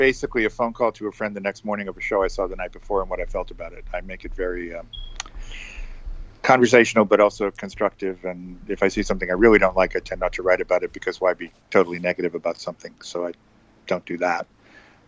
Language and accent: English; New Hampshire, United States; moved away as an adult; now in New York, United States; I grew up in New Hampshire and came here to go to Columbia